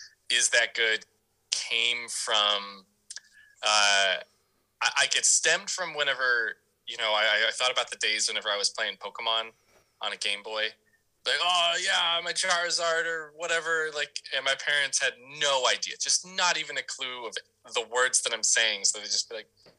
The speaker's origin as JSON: {"language": "English", "town": "Dallas", "region": "Texas", "country": "United States", "tie": "born or raised there", "also_born_or_lived": "St. Louis, Missouri / Salt Lake City, Utah", "moved": "yes", "said": "I spent actually most of my life in Dallas, Fort Worth, Texas"}